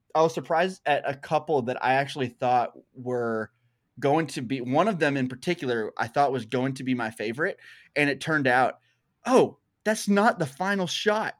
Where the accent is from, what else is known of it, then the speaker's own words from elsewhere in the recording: Arkansas, United States; I'm from Arkansas still. I say y'all all the time